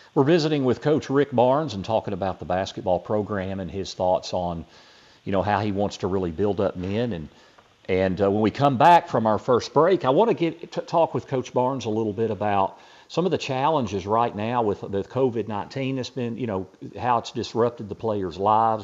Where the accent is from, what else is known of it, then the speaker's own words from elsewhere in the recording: Knoxville, Tennessee, United States; I grew up here in Knoxville